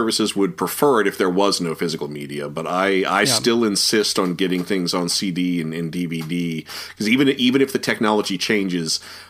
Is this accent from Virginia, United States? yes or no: yes; Norfolk, Virginia, United States; I grew up in Norfolk, Virginia, we lost whole channels for sometimes months at a time